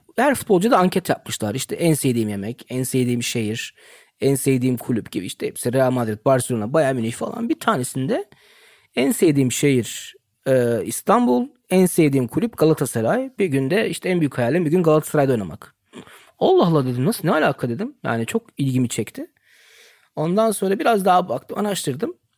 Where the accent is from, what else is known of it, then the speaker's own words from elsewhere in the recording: Germany; Ben ömrü hayatımda yani burada doğdum, büyüdüm